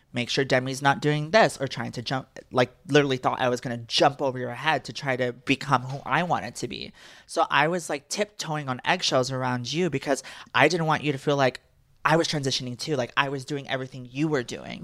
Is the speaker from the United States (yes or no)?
yes; Texas, United States; I am from Texas, and I will always be a Texas girl at heart.